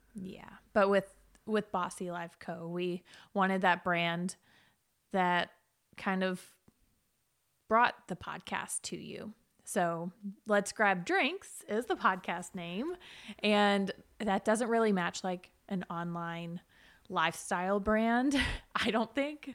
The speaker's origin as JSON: {"language": "English", "town": "Chattanooga", "region": "Tennessee", "country": "United States", "tie": "born or raised there", "said": "born and raised in Chattanooga, lived here my whole life"}